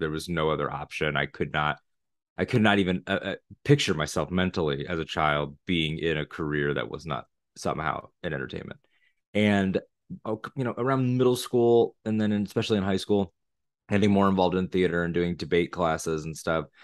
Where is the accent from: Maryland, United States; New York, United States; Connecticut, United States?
Connecticut, United States; moved away as an adult; now in Florida, United States; I'm from Connecticut originally. I live in Florida now